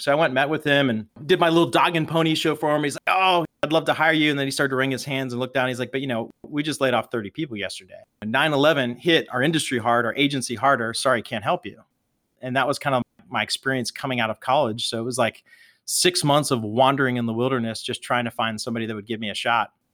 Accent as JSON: {"language": "English", "town": "Pittsburgh", "region": "Pennsylvania", "country": "United States", "tie": "born or raised there", "said": "growing up in the Berg, Pittsburgh is a very much a hardworking, blue-collar town"}